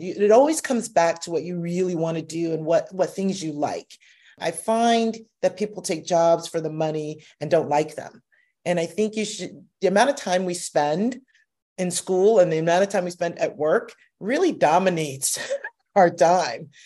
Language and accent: English; United States; I'm a descendant of slaves, but I'm American. and I identify as American.